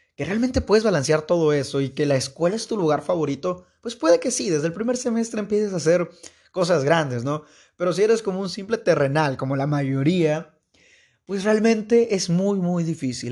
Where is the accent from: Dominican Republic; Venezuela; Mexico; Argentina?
Mexico; Veracruz; Soy de Veracruz. no Veracruz Puerto, pero de una ciudad de Veracruz.